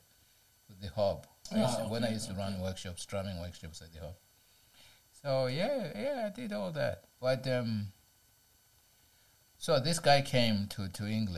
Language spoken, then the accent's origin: English; Zimbabwe; now in United Kingdom; This is when I was still growing up in Zimbabwe.